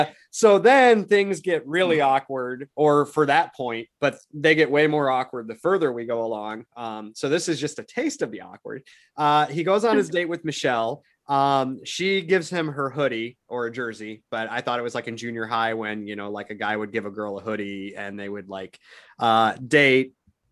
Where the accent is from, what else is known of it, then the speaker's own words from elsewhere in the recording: Newton, United States; this was a thing in Newton in my hometown.